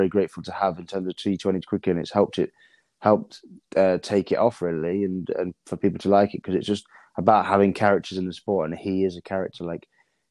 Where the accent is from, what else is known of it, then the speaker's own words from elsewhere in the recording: England, United Kingdom; We're English.